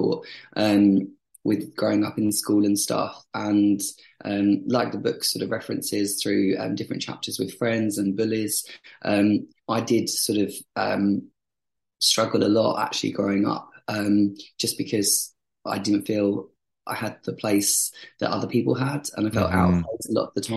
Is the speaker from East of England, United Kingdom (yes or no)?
yes; Southend-on-Sea, East of England, United Kingdom; Lived in Southend in Essex, and grew up there